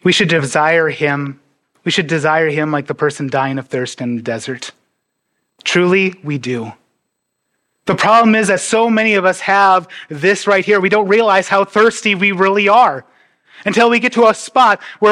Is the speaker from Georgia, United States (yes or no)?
no; North Dakota, United States; I'm from North Dakota